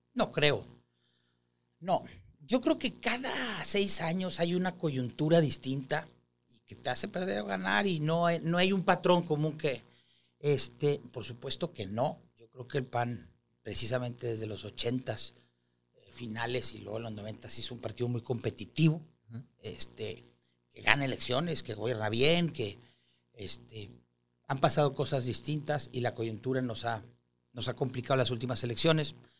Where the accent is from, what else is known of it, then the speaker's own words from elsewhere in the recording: Monterrey, Nuevo León, Mexico; soy un regiomontano de 45 años.